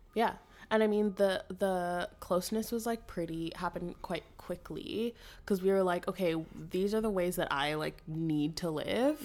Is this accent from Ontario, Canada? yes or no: yes; Ottawa, Ontario, Canada; moved away as an adult; I'm from Ottawa, so, like, a very Ontario girl